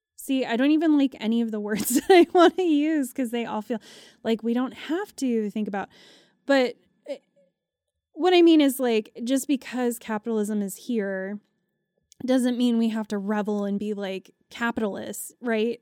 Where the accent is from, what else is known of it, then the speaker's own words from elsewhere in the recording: United States; as an American